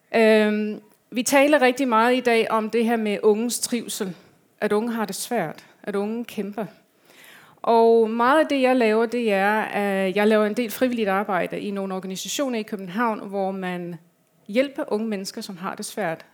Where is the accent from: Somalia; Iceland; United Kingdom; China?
United Kingdom; England; Danish is a second language; now in Denmark; Jeg kommer fra øh, England. Jeg har lidt en accent.